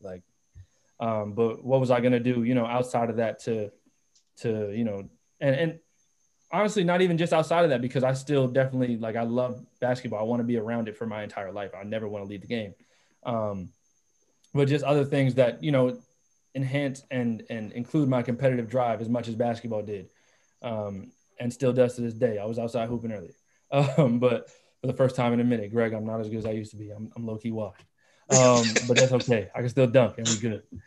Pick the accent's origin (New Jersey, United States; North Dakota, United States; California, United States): New Jersey, United States; South Orange; I, I come from South Orange